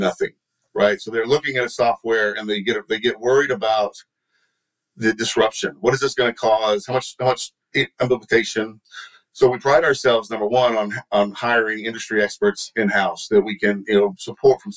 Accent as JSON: {"language": "English", "region": "Texas", "country": "United States", "accent": "Texan", "said": "my Texan accent"}